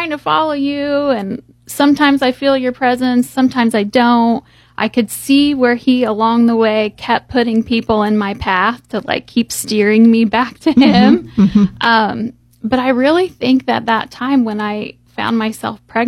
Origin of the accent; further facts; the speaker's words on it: Columbus, United States; I grew up here in Columbus